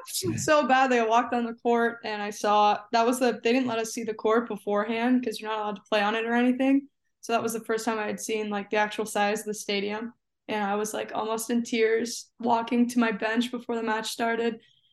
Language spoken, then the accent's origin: English; New Jersey, United States; also born or lived in Phoenix, Arizona / Toronto, Canada; But I was born in Phoenix. Then we moved to Toronto and then we moved to Jersey when I had like just turned 9, I think.